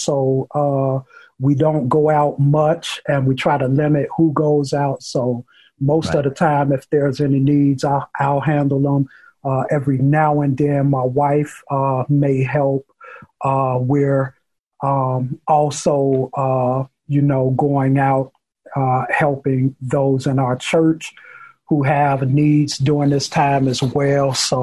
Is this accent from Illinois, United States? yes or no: yes; Chicago, Illinois, United States; I'm born and raised in Chicago on the south side in the Roseland community